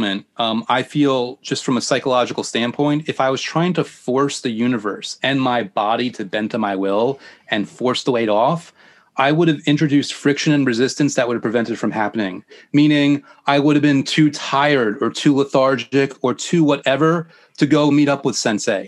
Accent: New York, United States; I'm from New York.

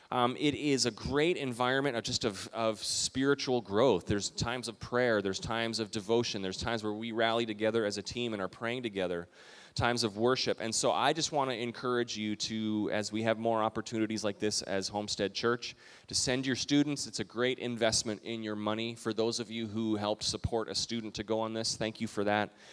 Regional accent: Calgary, Alberta, Canada; moved away; We took a road trip a few years ago to Western Canada, where I grew up in Calgary, Alberta, close to Banff

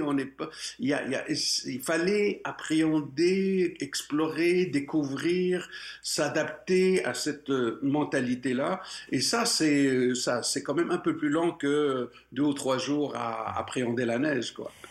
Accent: Morocco; moved away as an adult; now in Quebec, Canada; je suis né au Maroc et jusqu'à l'âge de 22 ans, j'étais j'étais bien chez moi

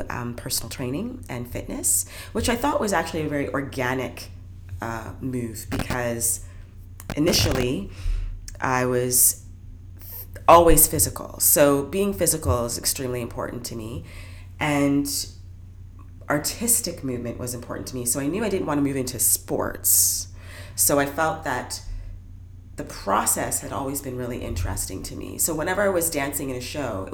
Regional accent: Brantford, Ontario, Canada; I grew up in Brantford, Ontario

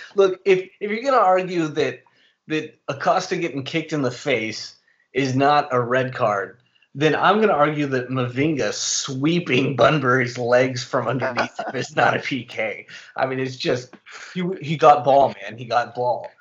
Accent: United States; we're American

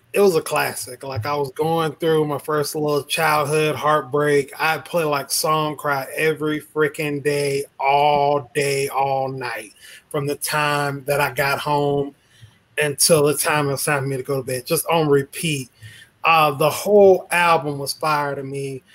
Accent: Meridian, Mississippi, United States; I'm from the South, I'm from Mississippi, as you all know. I shout out to the M-Town Meridian Stand Up.

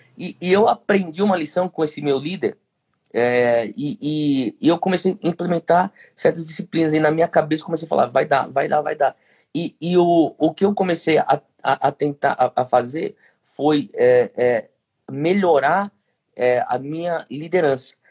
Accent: Brazil; nós brasileiros

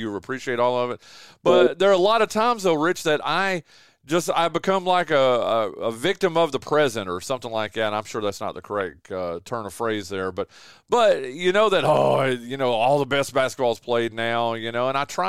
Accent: Western North Carolina, United States; I'm from North Carolina and from Western North Carolina on top of that, too. I worked in Shelby for a while.

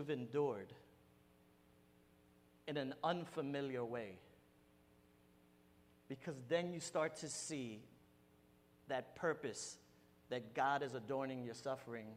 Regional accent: New York City, New York, United States; I'm Puerto Rican, I'm from New York. I hung out in bodegas my whole life

